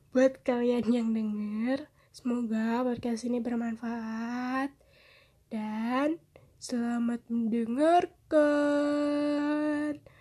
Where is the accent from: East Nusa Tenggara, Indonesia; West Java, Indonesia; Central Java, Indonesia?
West Java, Indonesia; Karawang; also born or lived in Jakarta; gue lahir di Jakarta, gede di Karawang, pernah sekolah di Bandung